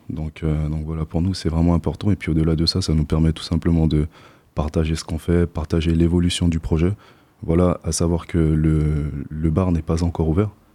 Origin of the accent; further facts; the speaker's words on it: French Guiana; moved away as an adult; now in Poitiers, France; je ne viens pas d'ici je viens de Guyane, en Amérique du Sud.